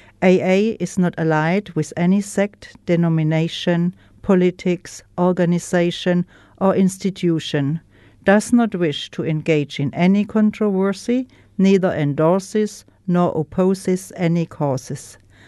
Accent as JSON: {"language": "English", "country": "Germany", "second_language": "English", "moved": "as an adult", "lives_now": "New Zealand"}